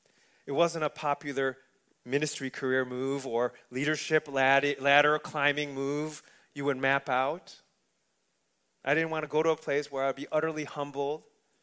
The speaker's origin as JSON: {"language": "English", "town": "Chicago", "region": "Illinois", "country": "United States", "tie": "born or raised there", "also_born_or_lived": "Wisconsin / Missouri", "moved": "yes", "said": "I was born and raised in Chicago, you know, in Chicago."}